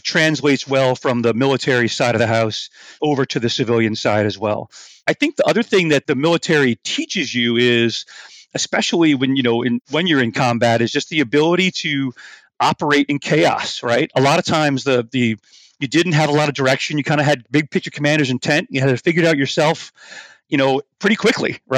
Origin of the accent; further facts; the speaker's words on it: New Orleans, Louisiana, United States; moved away as an adult; New Orleans, my hometown